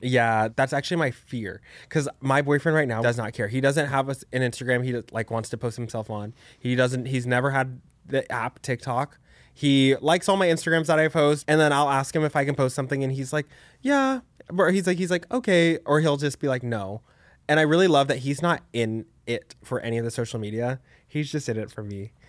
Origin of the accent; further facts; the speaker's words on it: Dallas, Texas, United States; moved away as an adult; now in New York City, United States; I grew up in, like, a suburb of Dallas